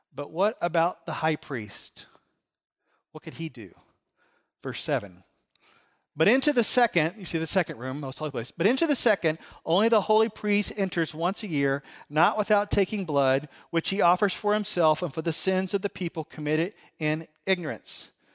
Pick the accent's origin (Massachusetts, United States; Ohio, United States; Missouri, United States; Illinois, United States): Illinois, United States; Chicago; I'm from Chicago.